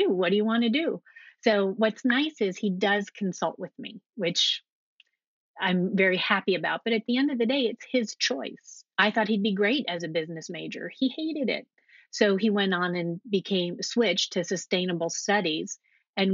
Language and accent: English; United States; also born or lived in Alexandria, Virginia; I grew up right outside of Washington, D.C., inside the Beltway.